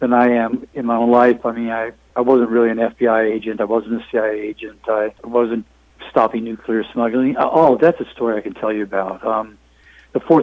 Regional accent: Southern California, United States; I grew up in Southern California

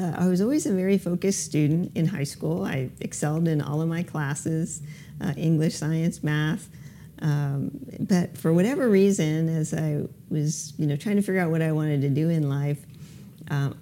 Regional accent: Miami, Florida, United States; moved away as an adult; also born or lived in Durham, North Carolina; So I was born and raised in Miami, Florida.

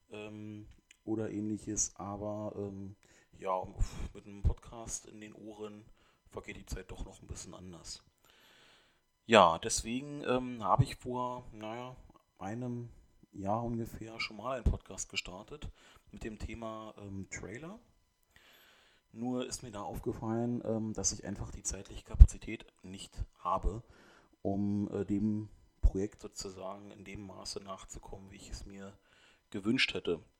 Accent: Germany; nur bin ich in Deutschland aufgewachsen, deswegen... Ähm, wurde mein Name auch eingedeutscht, sozusagen.

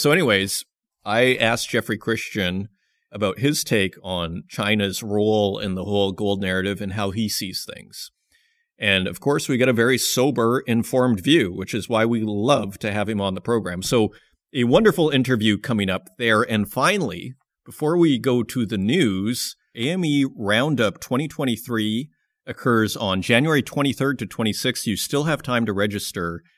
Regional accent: Saskatoon, Saskatchewan, Canada; moved away; I come from Saskatoon, Saskatchewan.

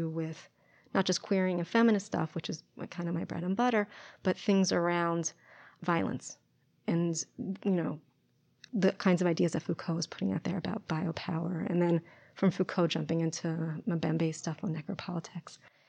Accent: Philadelphia, suburbs in New Jersey, United States; I'm from Philadelphia originally, outside in the suburbs in New Jersey.

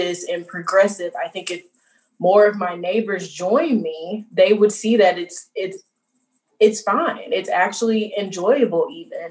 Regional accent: Little Rock, Arkansas, United States; moved away as an adult; also born or lived in Illinois; now in Chicago, United States; I was born and raised in Little Rock, Arkansas.

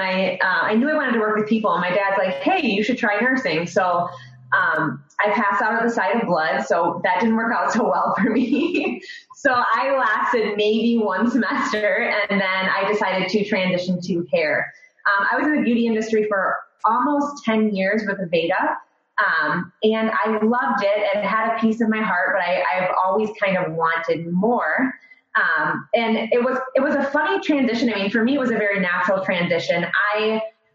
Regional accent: Royal Oak, Michigan, United States; also born or lived in Australia; born and raised. I actually live in Royal Oak right now. I was born in Royal Oak, Michigan

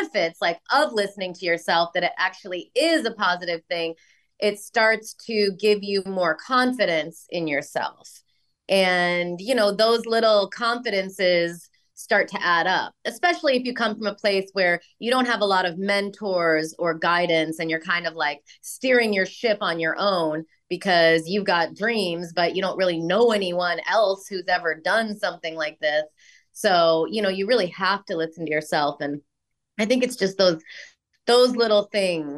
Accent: Rockford, Illinois, United States; moved away as an adult; also born or lived in New York; when I grew up in Illinois

